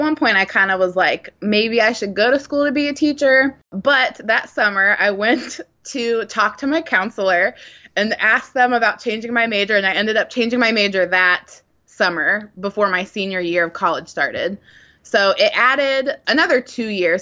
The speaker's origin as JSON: {"language": "English", "town": "Columbus", "region": "Ohio", "country": "United States", "tie": "born or raised there", "also_born_or_lived": "Texas", "moved": "as an adult", "lives_now": "Nashville, United States", "said": "I grew up in Ohio, in around Columbus, Ohio"}